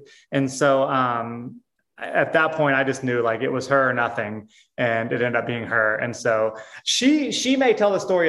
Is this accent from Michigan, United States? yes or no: no; Texas, United States; also born or lived in St. Louis / Arizona / Hawaii; I grew up in Texas and then St. Louis and then lived in Arizona and Hawaii and here and there in a motorhome